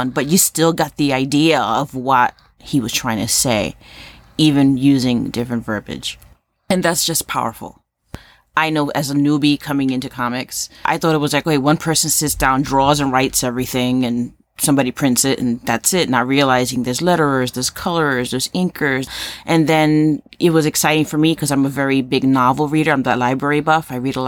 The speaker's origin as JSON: {"language": "English", "town": "New York City", "region": "New York", "country": "United States", "tie": "born or raised there", "moved": "yes", "said": "I'm Puerto Rican from Harlem"}